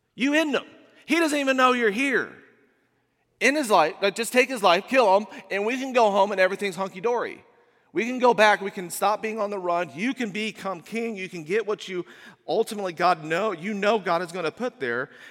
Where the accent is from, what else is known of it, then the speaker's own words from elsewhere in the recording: Indiana, United States; moved away as an adult; also born or lived in Washington, D.C. suburb; we moved from Indiana to a suburb of Washington, D C